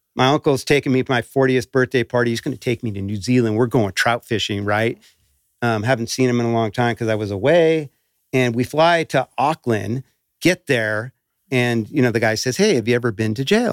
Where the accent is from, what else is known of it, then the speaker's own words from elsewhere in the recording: Emerald Triangle, California, United States; growing up in the Emerald Triangle